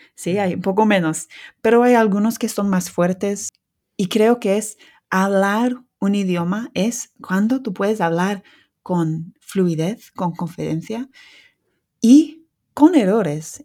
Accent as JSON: {"language": "Spanish", "region": "England", "country": "United Kingdom", "first_language": "English", "second_language": "Spanish", "said": "soy lince de Inglaterra"}